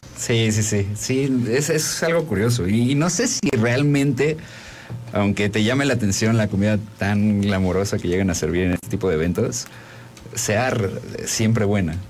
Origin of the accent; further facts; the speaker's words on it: Mexico; En México adoptamos, abrazamos la comida de otros países